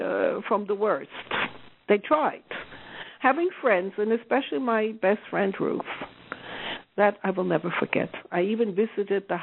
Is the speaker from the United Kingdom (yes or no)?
no; the Deep South, Southern Germany, Germany; I come from the Deep South